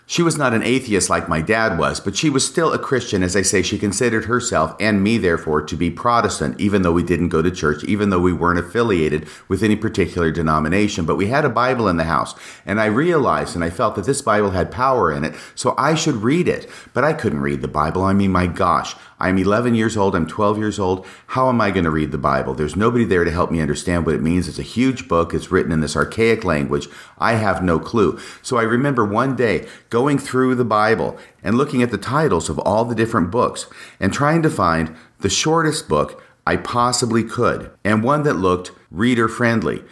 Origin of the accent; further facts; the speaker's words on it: Washington, United States; also born or lived in Texas; we moved from Texas to Washington in nineteen sixty-nine, and in my fourth grade school year from nineteen sixty-nine to nineteen seventy, we lived in a small rental house